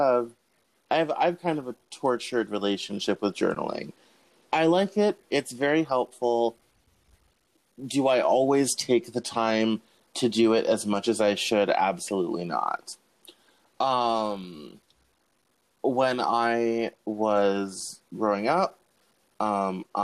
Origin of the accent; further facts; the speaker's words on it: Denver, Colorado, United States; now in Seattle, United States; I grew up in Denver